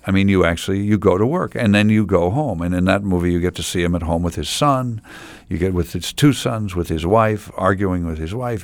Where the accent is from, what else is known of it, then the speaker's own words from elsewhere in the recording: Findlay, Ohio, United States; now in Milwaukee, United States; I was born in Findlay, Ohio